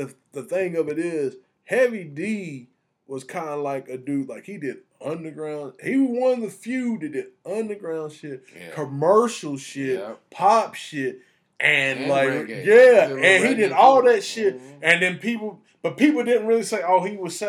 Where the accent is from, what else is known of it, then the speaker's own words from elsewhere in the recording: the South, United States; I'm a dude from the South. I'm country as hell